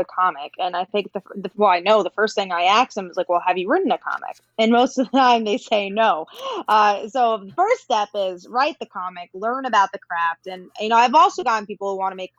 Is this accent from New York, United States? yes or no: yes; New York, United States; I'm from New York